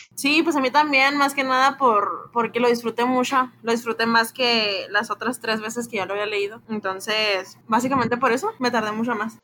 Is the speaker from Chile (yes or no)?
no; Mexico; Nosotros que somos orgullosamente mexicanos